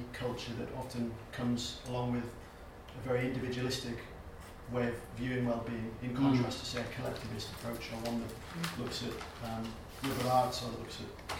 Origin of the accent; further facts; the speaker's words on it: United Kingdom; as British people, most of us, I think, and as Europeans